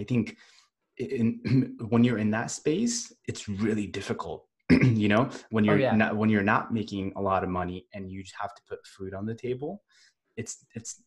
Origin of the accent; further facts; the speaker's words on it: Northern California, United States; also born or lived in India; I was born in India and I grew up in Northern California